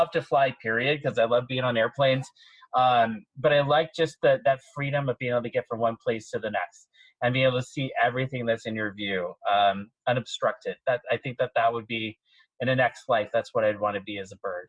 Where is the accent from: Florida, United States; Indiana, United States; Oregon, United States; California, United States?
California, United States; San Francisco; also born or lived in Spokane; now in New York, United States; I was born in Spokane, Washington, military family moved all over. But San Francisco really was, you know, when I was a child, I was there, moved away, came back when I was 21, and really was part of my big formative years in my life.